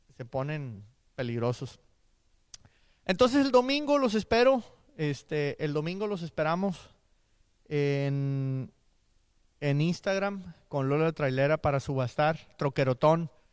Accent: Monterrey, Nuevo León, Mexico; now in Houston, United States; Somos de Monterrey, el Cruceta y yo

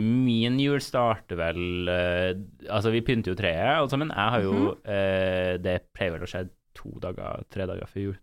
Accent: Trondheim, Trøndelag, Norway; jeg er fra Trondheim

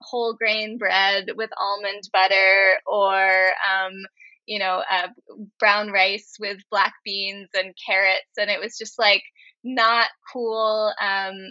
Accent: Cambridge, Massachusetts, United States; I grew up in Cambridge

